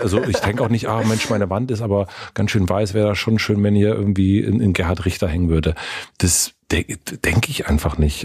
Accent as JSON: {"language": "German", "region": "Southern Brandenburg", "country": "Germany", "tie": "born or raised there", "said": "Ich komme her aus einer Familie aus Südbrandenburg mit einem sehr, sehr geringen Einkommen"}